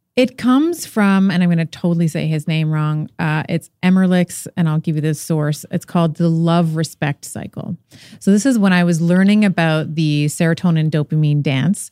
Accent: Canada; I'm Canadian, uh, born in Canada, but father is Portuguese. mother is Lebanese

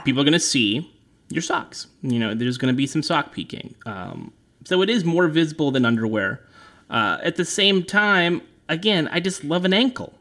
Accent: California, United States; I'm from California

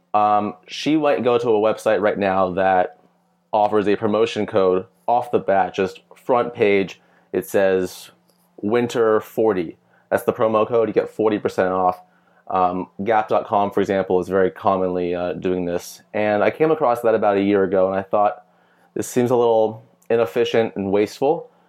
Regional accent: San Diego, California, United States; moved away as an adult; also born or lived in Cal Poly / Bay Area; now in Los Angeles, United States; I'm from San Diego

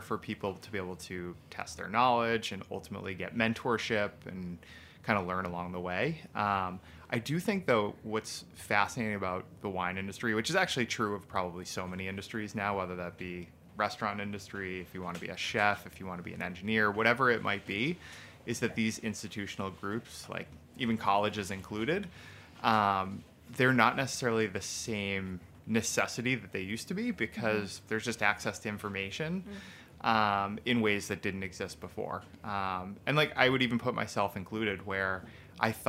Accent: Massachusetts, United States; as a Mass guy

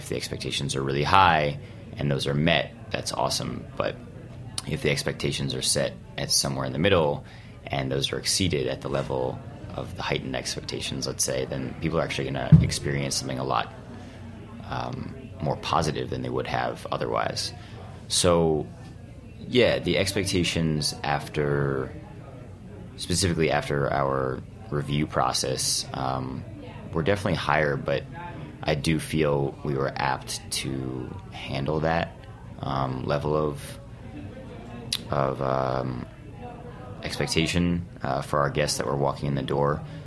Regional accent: New York, United States; Jonah and I, the executive chef and owner, are both New Yorkers

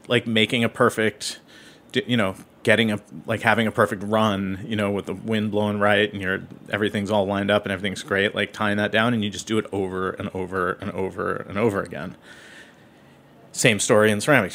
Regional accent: Seattle, Washington, United States; now in New York, United States; I grew up in Seattle

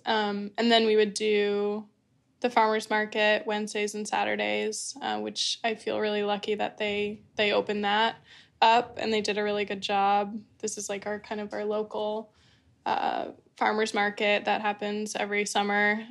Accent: Martha's Vineyard, Massachusetts, United States; I was born and raised on Martha's Vineyard

